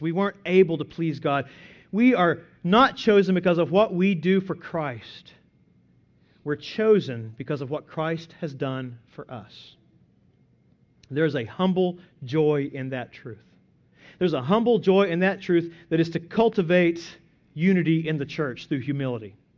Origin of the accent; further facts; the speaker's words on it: Byers, Oklahoma, United States; my hometown of Byers, Oklahoma, population two hundred